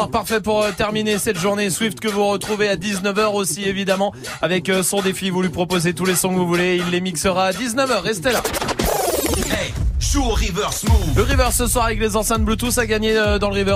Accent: Saint-Raphaël, Provence-Alpes-Côte d'Azur, France; now in Paris, France; Alors là, je suis à Paris, je suis originaire de Saint-Raphaël.

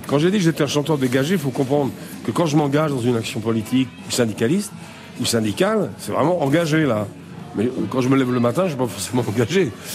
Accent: Saint-Étienne, Auvergne-Rhône-Alpes, France; je viens de l'acier, euh, pas de cette région-là, mais je viens de Saint-Etienne, c'est la même chose

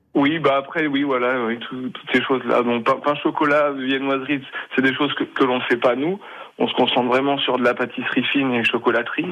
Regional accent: near Châtellerault, Poitou, Nouvelle-Aquitaine, France; je suis originaire de Poitou, hein, de d'à côté de Châtellerault

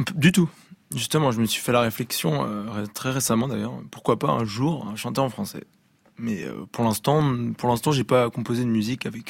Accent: Brittany, France; accent: French; je suis breton finalement

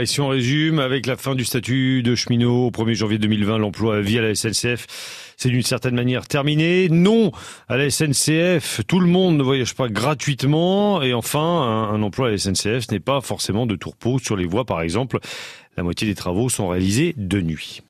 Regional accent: Bourgogne-Franche-Comté, France; Chez nous en Bourgogne-Franche-Comté

